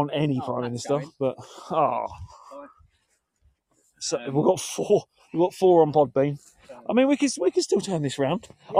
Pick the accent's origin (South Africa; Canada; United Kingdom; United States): United Kingdom; Yeah, we're British.